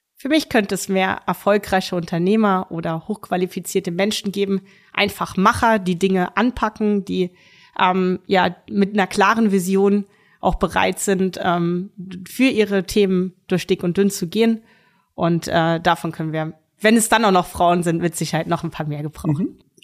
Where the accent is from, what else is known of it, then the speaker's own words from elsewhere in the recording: Ürzig, Rhineland-Palatinate, Germany; Ich spiele seit Kindertagen in einer Damenmannschaft in meinem Geburtsort Uerzig Tennis